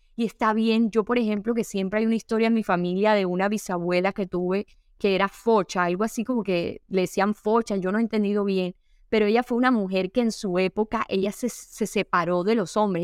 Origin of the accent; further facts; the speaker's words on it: Caribbean coast of Colombia, Colombia; Yo soy costeña